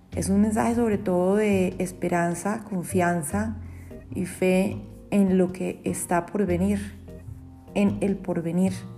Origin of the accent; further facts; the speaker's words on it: Colombia; en mi país, en Colombia